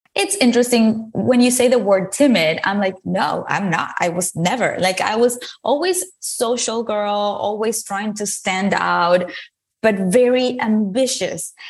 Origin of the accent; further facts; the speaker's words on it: Venezuela; moved away as an adult; now in United States; I moved from Venezuela, where I was born, to the United States to s, study a career in advertising